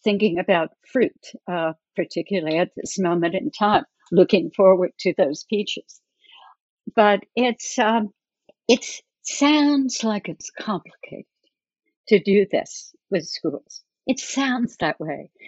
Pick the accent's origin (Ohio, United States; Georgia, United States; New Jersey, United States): New Jersey, United States; I grew up in New Jersey